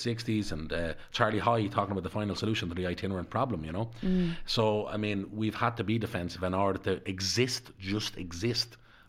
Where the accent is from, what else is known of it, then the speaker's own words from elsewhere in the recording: Dublin, Leinster, Ireland; because I was brought up in Darndale.